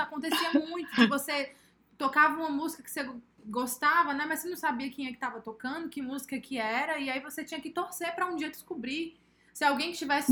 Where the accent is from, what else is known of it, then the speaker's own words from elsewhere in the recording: São Paulo, Brazil; now in Piauí, Brazil; Nasci aqui no Piauí e aí, quando eu nasci no Piauí, eu morei aqui até os meus 7, 8 anos de idade e fui para São Paulo